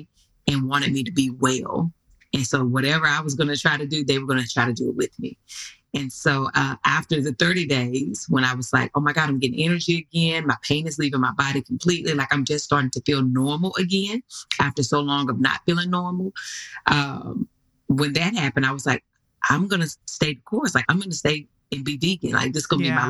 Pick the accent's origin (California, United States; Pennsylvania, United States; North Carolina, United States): North Carolina, United States; I'm from North Carolina